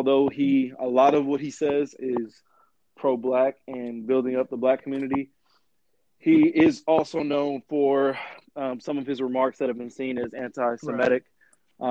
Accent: Waco, Texas, United States; where we come from, you know, being growing up in Waco, Texas

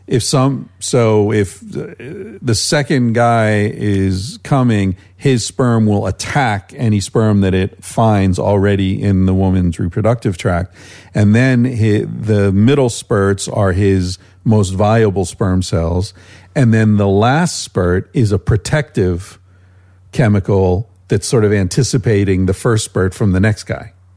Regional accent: United States; moved away as an adult; also born or lived in Spain; just being American

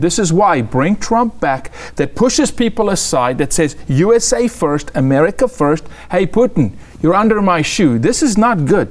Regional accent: South Africa; I'm a South African

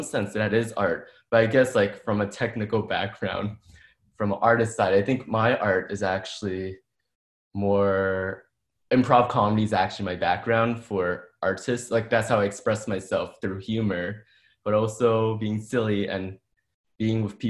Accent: New York City, New York, United States; moved away as an adult; now in Portland, United States; I'm originally from the Bronx, New York, but I moved to Portland 3.5 years ago

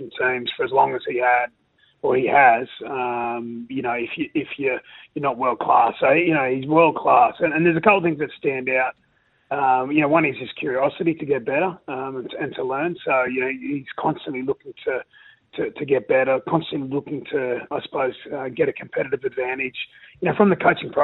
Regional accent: Rockhampton, Queensland, Australia; growing up in Rockhampton, it's a big rugby league area

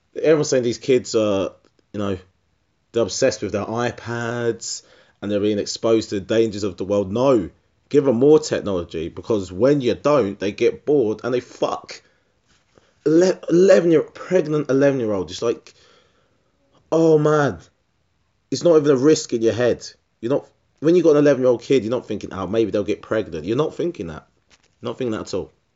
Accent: Essex, East of England, United Kingdom; I'm from, I'm from Essex

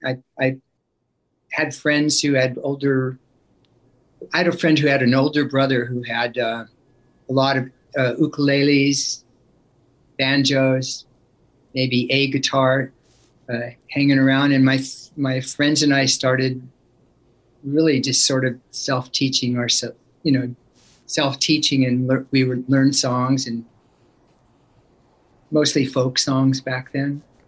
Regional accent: Oakland, California, United States; born there; Well, I was born in Oakland, and then we lived there and in that area until I was about 5 years old.

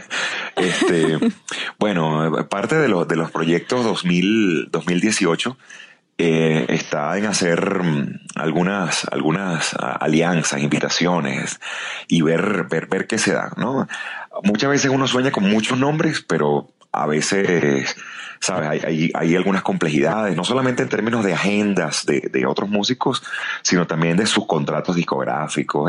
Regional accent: Venezuela; moved away as an adult; now in Mexico City, Mexico; cuando escuchan mi acento me preguntan, y, y, de dónde nos visita, cosa que ya es una manera muy bonita de, preguntar de, dónde soy, ¿no? Y cuando les digo de Venezuela

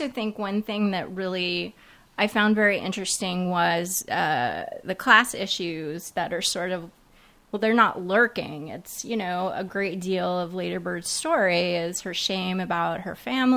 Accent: Dallas, Texas, United States; moved away as an adult; now in New York City, United States; I grew up in Dallas

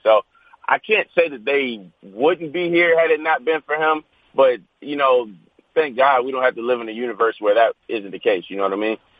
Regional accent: Virginia, United States; growing up in Virginia

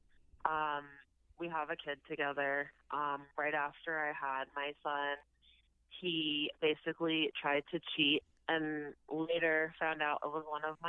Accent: London, Ontario, Canada; I'm from London, Ontario

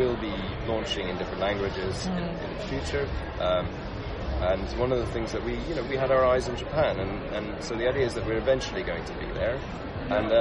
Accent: Luxembourg; moved away; I grew up in Luxembourg, actually, like a small country in Central Europe

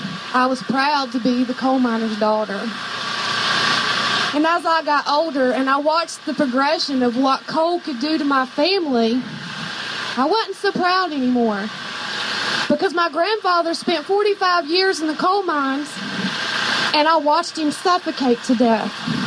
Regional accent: West Virginia, United States; I was born in West Virginia and I was born a coal miner's daughter, granddaughter.

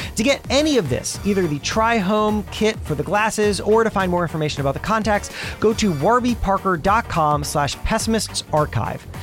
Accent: South Florida, United States; I grew up in South Florida

